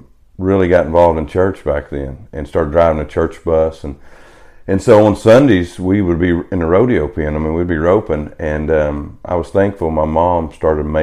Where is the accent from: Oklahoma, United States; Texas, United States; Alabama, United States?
Oklahoma, United States; Wellston; also born or lived in Edmond, Oklahoma; Edmond, Oklahoma is where I was born, right up there at Memorial Hospital, right there on 2nd Street, and then just grew up pretty much where I live now, Wellston, Oklahoma